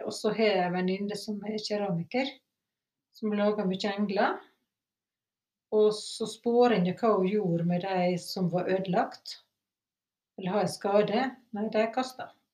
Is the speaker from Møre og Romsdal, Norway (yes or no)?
yes; Sunnmøre, Møre og Romsdal, Norway; moved away; Og så var jeg hjemme på Sunnmøre